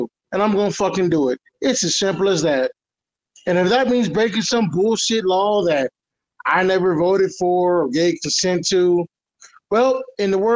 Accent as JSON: {"language": "English", "country": "United States", "tie": "born or raised there", "also_born_or_lived": "Detroit, Michigan / Houston, Texas", "said": "growing up in Detroit and Houston"}